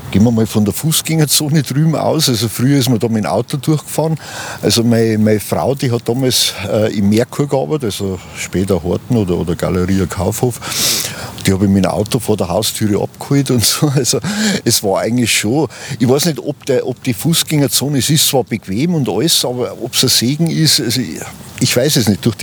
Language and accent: German; Ingolstadt, Bavaria, Germany; Ich bin gebürtiger Ingolstädter, ja, gleich nach dem Krieg, also Nachkriegskind, Jahrgang 47. Und habe eigentlich die Stadt im Aufbau gesehen